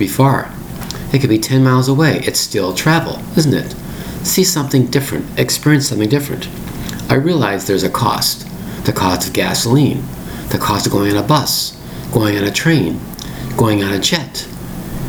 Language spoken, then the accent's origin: English; Toronto, Ontario, Canada; born and raised in Toronto like